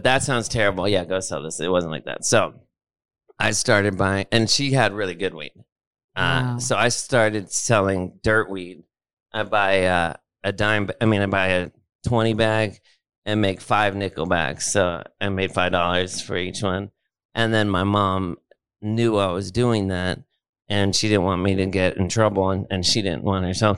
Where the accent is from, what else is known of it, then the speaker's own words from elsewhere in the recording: Los Angeles, California, United States; I grew up in Los Angeles